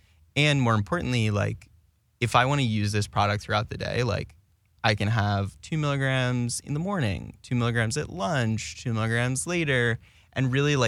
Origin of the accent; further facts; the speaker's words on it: Plano, Texas, United States; I grew up in Plano, Texas, headquarters of Frito-Lay.